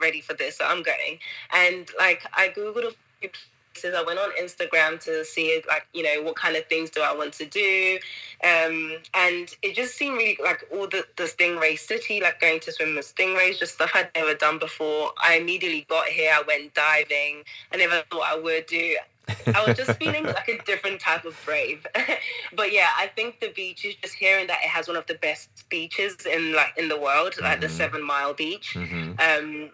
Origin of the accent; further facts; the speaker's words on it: Zimbabwe; now in Cayman Islands; I'm from Zimbabwe